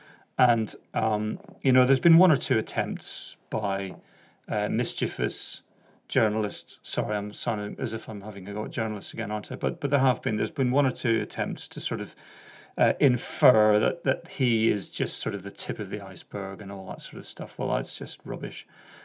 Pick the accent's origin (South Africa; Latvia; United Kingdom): United Kingdom; Northern Ireland; accent: Northern Ireland; So that's my Northern Ireland accent.